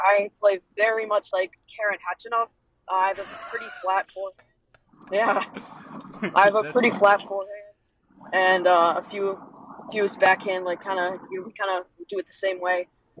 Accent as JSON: {"language": "English", "region": "Northeast", "country": "United States", "tie": "born or raised there", "said": "I grew up in the Northeast."}